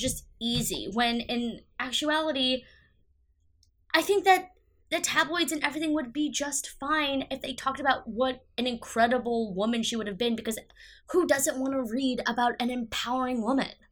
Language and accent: English; United States; I'm an American